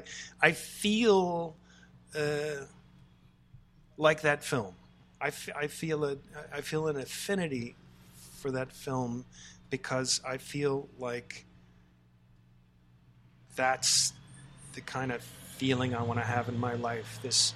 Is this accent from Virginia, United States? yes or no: yes; Charlottesville, Virginia, United States; I'm from Charlottesville.